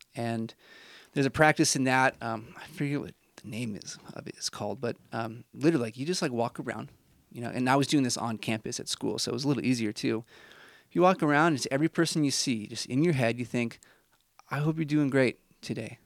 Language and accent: English; Midwest, United States; now in Utah, United States; I'm from the Midwest.